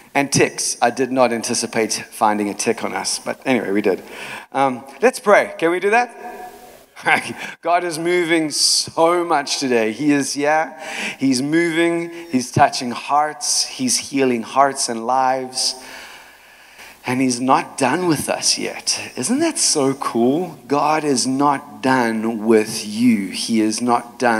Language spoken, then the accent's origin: English; South Africa; moved away; also born or lived in Chicago; when I was growing up in South Africa, I was born in a time called apartheid.